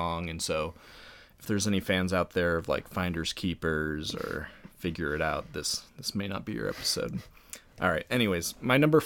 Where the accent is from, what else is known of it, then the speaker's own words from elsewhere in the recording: Ohio, United States; Both Andrew and I are from Ohio